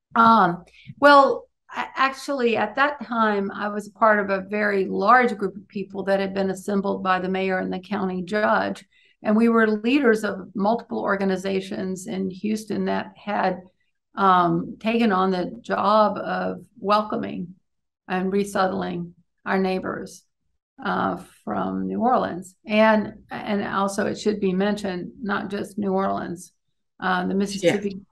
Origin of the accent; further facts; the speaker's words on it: Beaumont, Texas, United States; having grown up on the Gulf Coast um, and being Cajun